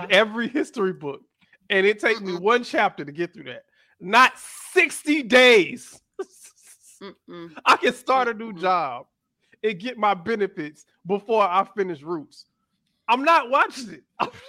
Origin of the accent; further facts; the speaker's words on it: Miami, Florida, United States; also born or lived in Atlanta; I was born in Atlanta, raised in Miami. That's where I'm from.